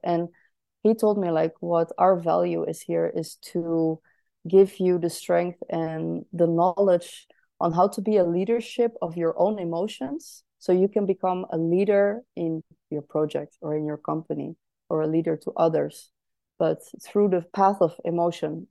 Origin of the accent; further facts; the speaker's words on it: Netherlands; now in Berlin, Germany; I am from the Netherlands originally, but currently living in Berlin.